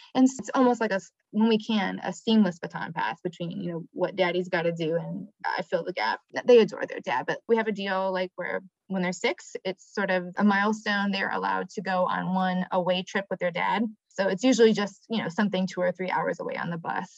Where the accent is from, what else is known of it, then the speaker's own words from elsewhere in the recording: Michigan, United States; now in Atlanta, United States; I'm from Michigan.